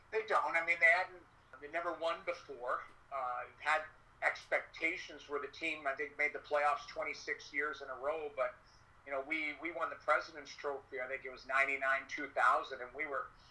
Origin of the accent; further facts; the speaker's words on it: Edmonton, Alberta, Canada; I grew up in Edmonton